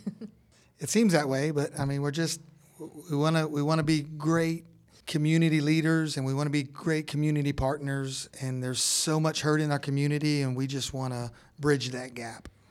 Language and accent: English; Orlando, Florida, United States; moved away as an adult; now in northeast Georgia, United States; We're from Orlando, Florida